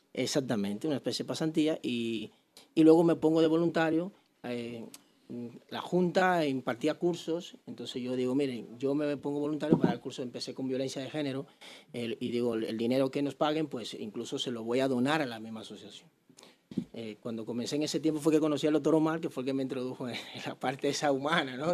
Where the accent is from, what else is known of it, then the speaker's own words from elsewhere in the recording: Santo Domingo Oeste, Distrito Nacional, Dominican Republic; moved away; soy de Santo Domingo, yo me crié ahí en Enriquillo de Herrera